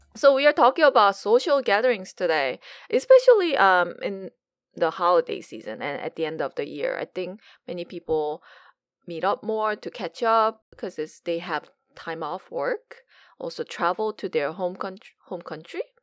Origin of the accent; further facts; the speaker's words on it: South Korea; now in United States; growing up in Korea